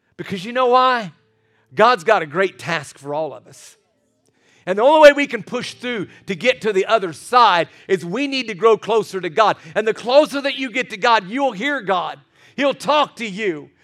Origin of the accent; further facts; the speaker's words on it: Scottsburg, Indiana, United States; moved away as an adult; also born or lived in Carmel, Indiana; I was from Scottsburg, Indiana.